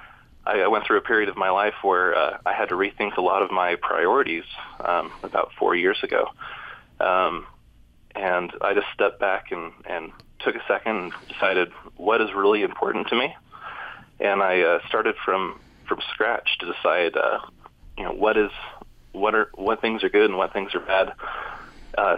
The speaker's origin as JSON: {"language": "English", "region": "Utah", "country": "United States", "tie": "born or raised there", "said": "I grew up in Utah"}